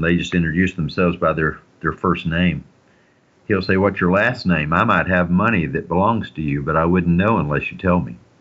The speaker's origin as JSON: {"language": "English", "area": "the South", "region": "Southern United States", "country": "United States", "said": "I'm a Southerner"}